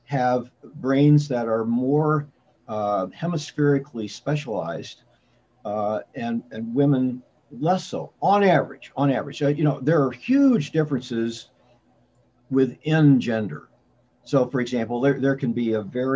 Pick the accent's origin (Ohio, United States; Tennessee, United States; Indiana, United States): Indiana, United States; now in Washington, D.C. area, United States; I grew up in Indiana, live in the D.C. area now